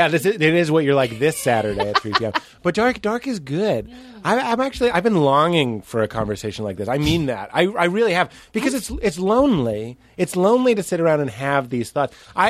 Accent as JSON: {"language": "English", "town": "Boston", "region": "Massachusetts", "country": "United States", "tie": "born or raised there", "said": "Boston. That's why we ate the same kind of sandwiches."}